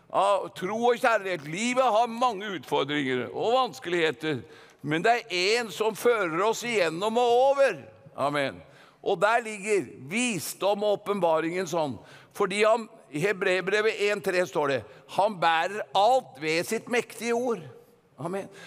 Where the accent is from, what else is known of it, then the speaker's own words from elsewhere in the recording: Gudbrandsdalen, Innlandet, Norway; Vi har en dal i Norge som heter Gudbrandsdalen, og jeg er gudbrandsdøl